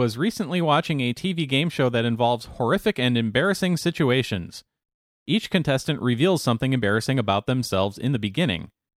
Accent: United States; Well, I'm American and I speak English

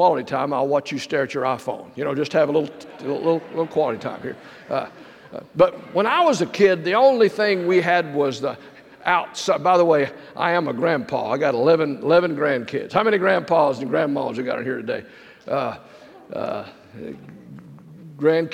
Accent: Texas, United States; I'm a Texan

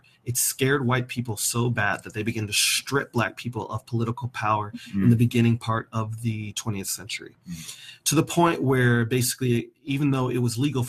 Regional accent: Raleigh, North Carolina, United States; also born or lived in the North (US); So when I was 10 years old, I moved to Raleigh, North Carolina, and came face to face with the Confederacy. And even as a kid, I was treated differently because not only was I black, but I was from the North.

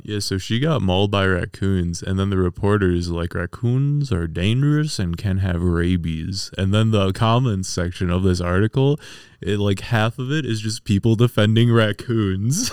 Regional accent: Strongsville, Ohio, United States; I'm from Strongsville, Ohio.

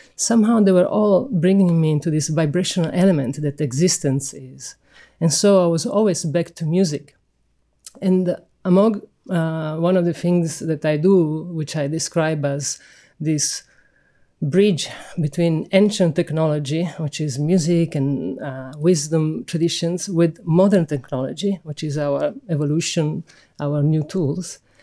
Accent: Sicily, Italy; I'm from Sicily

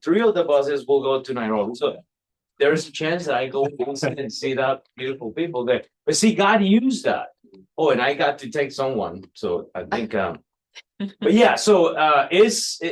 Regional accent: Costa Rica; now in United States; I'm from Costa Rica.

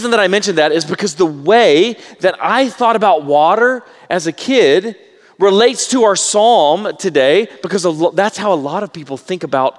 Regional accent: Baytown, Texas, United States; I grew up in Baytown, Texas, which is on a bay

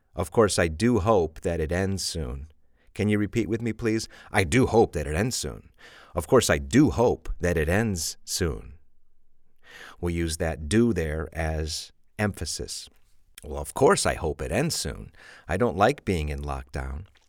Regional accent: Chicago, Illinois, United States; I'm from Chicago, and we say pop

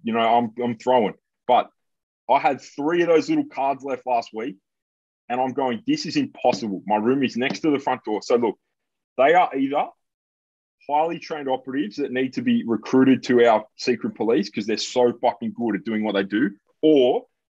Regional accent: England, United Kingdom; Like, I'm an English guy. I can't do math

